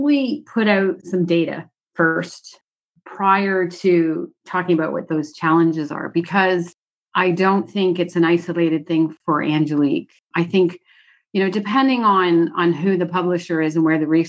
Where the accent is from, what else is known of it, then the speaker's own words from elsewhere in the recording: Canada; As a Canadian